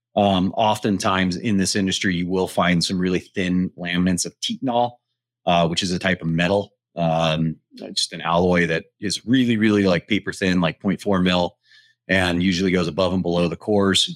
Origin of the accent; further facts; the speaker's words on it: Front Range of Colorado, United States; born and raised on the Front Range of Colorado.